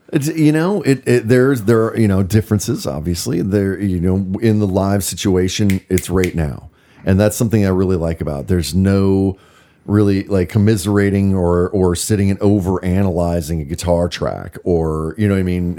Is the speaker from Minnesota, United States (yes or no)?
yes; Minnesota, United States; moved away as an adult; also born or lived in Bend, Oregon; now in Portland, United States; I grew up in Minnesota.